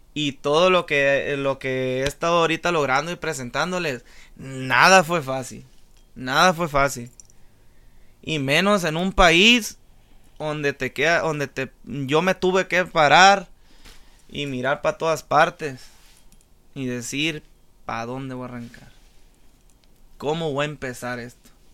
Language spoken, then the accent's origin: Spanish; La Reforma, Sinaloa, Mexico; moved away; Yo mi niñez eh, la empecé en la Reforma Angostura Sinaloa. Soy de, soy de Angostura, Sinaloa, del puerto de la Reforma